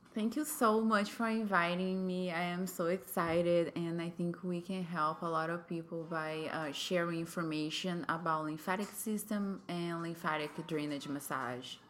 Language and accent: English; Brazil; English is a second language; moved away as an adult; now in United States; I am from Brazil. I came to the United States four years ago.